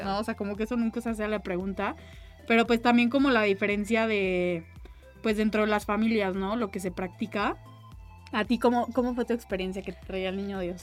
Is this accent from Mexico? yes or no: yes; Mexico; las dos somos mexicanas y todo, y pues vivimos dentro de una cultura mexicana